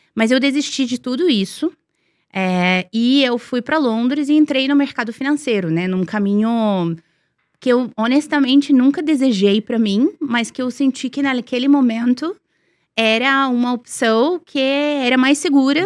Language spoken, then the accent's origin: Portuguese; Serbia; Portuguese is a second language; also born or lived in Milan, Italy / London, United Kingdom; now in Brazil; eu cresci na Sérvia, eu cresci, né, nos anos 80, anos 90